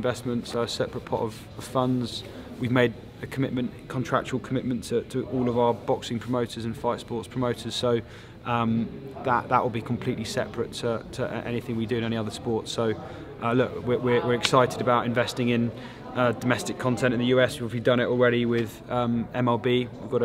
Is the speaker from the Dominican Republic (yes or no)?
no; United Kingdom; walking as a Brit